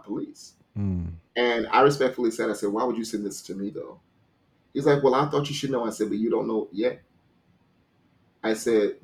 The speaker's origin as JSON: {"language": "English", "region": "Louisiana", "country": "United States", "said": "I'm from Louisiana"}